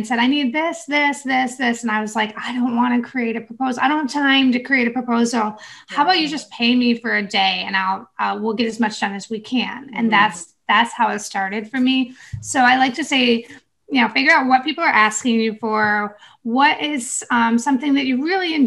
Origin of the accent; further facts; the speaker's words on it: New York, United States; now in North Carolina, United States; I'm from New York, so I'm used to all the snow